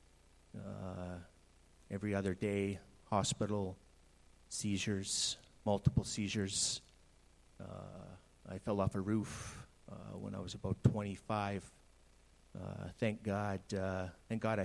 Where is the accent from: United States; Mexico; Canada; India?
Canada; British Columbia; moved away as an adult; also born or lived in Saskatchewan / Kelowna; I went to BC in 1990. Grew up there